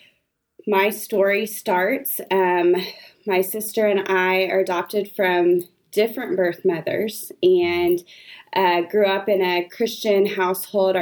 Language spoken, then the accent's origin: English; Austin, Texas, United States; I grew up in Austin.